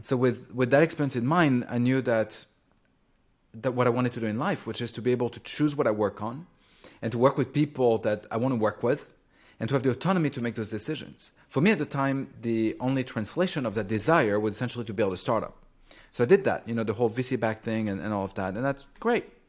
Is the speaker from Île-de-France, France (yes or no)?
no; Champagne region, Grand Est, France; moved away; I grew up in France and in the pla-, in the Champagne region